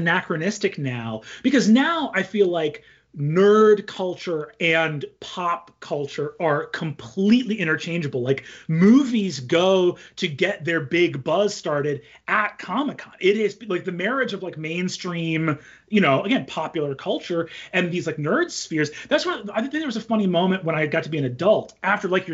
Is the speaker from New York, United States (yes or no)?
yes; New York, United States; now in California, United States; I'm actually a New Yorker. So I was on the East Coast as well.